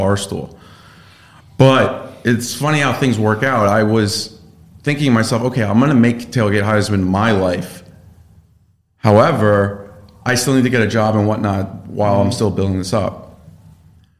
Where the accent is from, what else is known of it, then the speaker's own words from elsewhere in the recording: Connecticut, United States; I grew up in Connecticut, played sports.